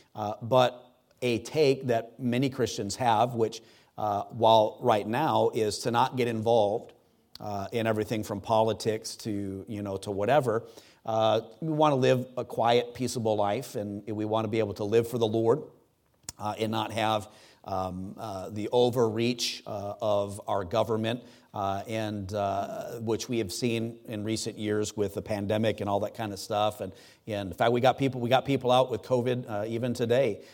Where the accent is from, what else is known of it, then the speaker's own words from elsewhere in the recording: United States; I'm an American.